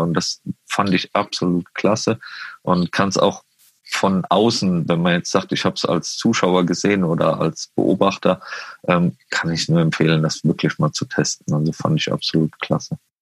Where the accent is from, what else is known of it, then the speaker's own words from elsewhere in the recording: Westerwald, Rhineland-Palatinate, Germany; now in Munich, Germany; ich komme aus dem Westerwald